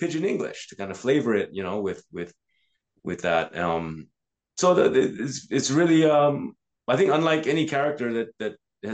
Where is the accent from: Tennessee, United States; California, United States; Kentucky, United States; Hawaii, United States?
Hawaii, United States; I was always a small guy growing up in Hawaii